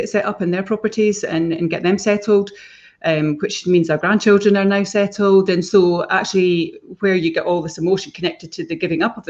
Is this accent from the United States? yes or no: no; Fife, Scotland, United Kingdom; moved away as an adult; we came back to Fife and we came back to this area, which is where we both grew up. Billy grew up in the Burscreen. I grew up in Mount Fleury